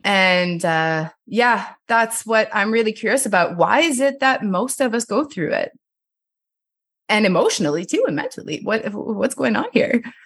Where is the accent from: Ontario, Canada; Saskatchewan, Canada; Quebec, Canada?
Quebec, Canada; Montreal; first language French; English is a second language; moved away as an adult; also born or lived in Winnipeg, Canada; now in Nelson, Canada; I'm from Montreal, or outside of Montreal